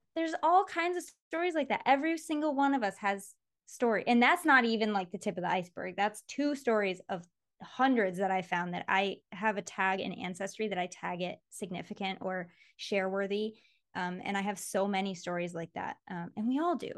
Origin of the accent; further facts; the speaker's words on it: Mason, Michigan, United States; Mason, which is where I grew up in Michigan